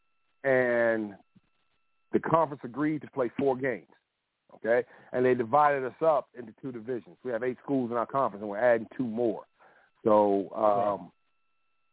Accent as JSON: {"language": "English", "town": "Plymouth", "region": "North Carolina", "country": "United States", "tie": "born or raised there", "said": "I'm from Eastern North Carolina. I went to Plymouth High School, Plymouth, North Carolina, a little small 1A high school"}